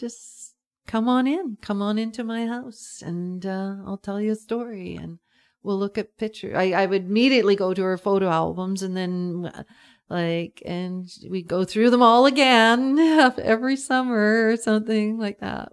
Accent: Schmitz, British Columbia, Canada; also born or lived in Vancouver / Nanaimo; now in Pender Island, Canada; I think I grew up in Schmitz and then I kinda lived in Vancouver and then I lived in Nanaimo and all these places and stuff like that. I sort of roamed around, not anywhere far away from the Lower Mainland

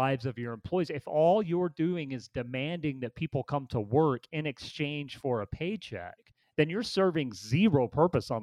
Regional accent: United States

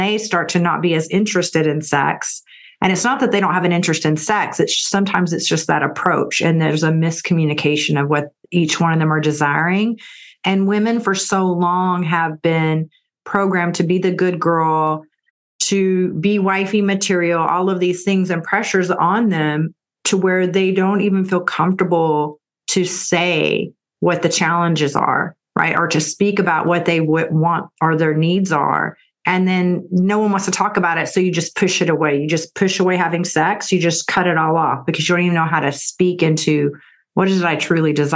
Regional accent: Texas, United States; also born or lived in California; I'm from Texas, and Austin is kind of like the California of Texas.

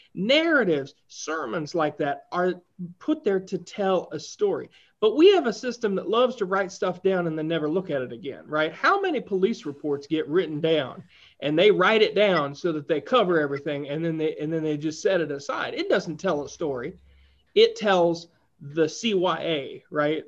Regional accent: Appalachia, United States; as an Appalachian

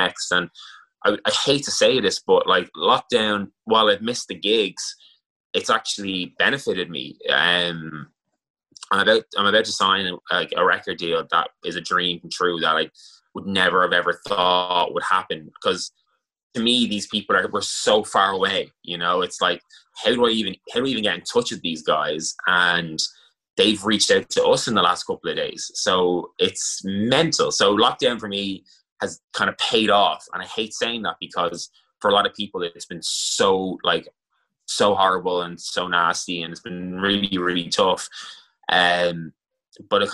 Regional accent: Ireland; It's part of our culture as Irish people

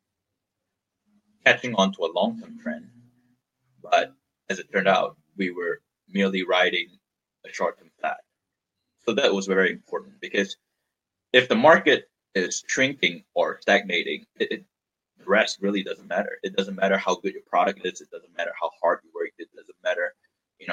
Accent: Malaysia; moved away as an adult; now in United States; I was born and raised in Malaysia, and at the time I was in Malaysia

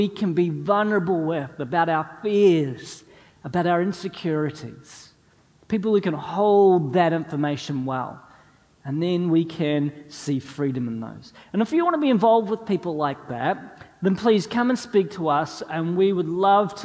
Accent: New Zealand; moved away as an adult; also born or lived in North East England; us as New Zealanders

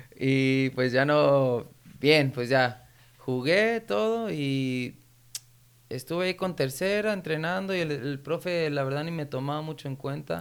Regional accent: Santa Barbara, California, United States; moved away as an adult; also born or lived in Guadalajara, Mexico / Ventura, California; now in Sacramento, United States; de donde yo soy, de Santa Bárbara

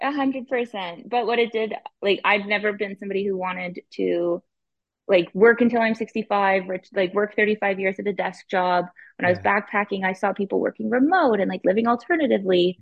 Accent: Ottawa, Ontario, Canada; I'm born and raised in Ottawa, Ontario.

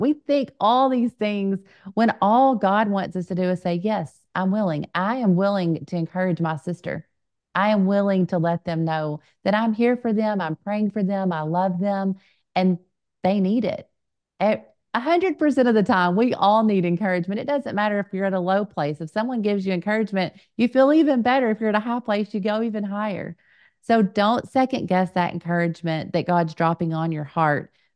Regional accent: Little Rock, Arkansas, United States; we're both from the Little Rock area and go to First Pentecostal Church of North Little Rock. I was blessed to be born and raised there

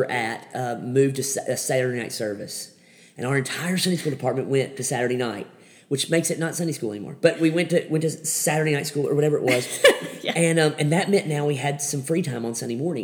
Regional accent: Kentucky, United States; moved away as an adult; also born or lived in Texas / Alabama; Kentucky was my hometown

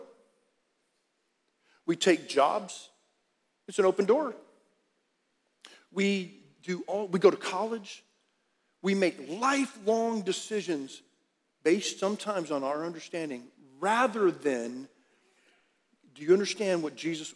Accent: Harlingen, Texas, United States; moved away as an adult; also born or lived in Dallas, Texas; I was raised in South Texas, Harlingen

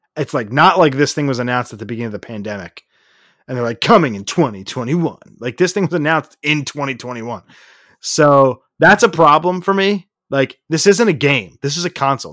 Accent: Philadelphia, Pennsylvania, United States; We're from Philadelphia

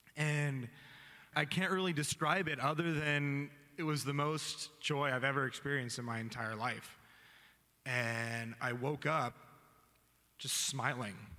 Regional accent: Vista, California, United States; also born or lived in Oregon; i am from uh, Vista, Oceanside area, and I grew up there

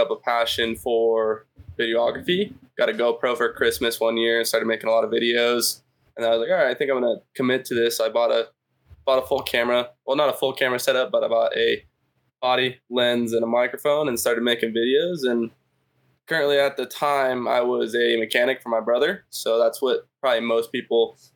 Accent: California, United States; also born or lived in Idaho; Born in Idaho, lived there until like third grade. My dad's job moved us out to California.

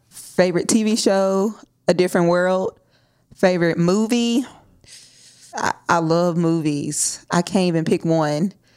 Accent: Nashville, Tennessee, United States; I'm born and raised in Nashville

